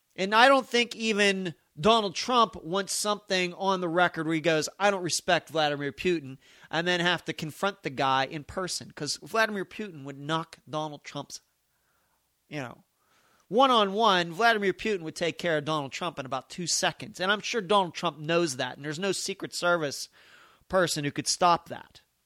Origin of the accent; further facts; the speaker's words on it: United States; we as American citizens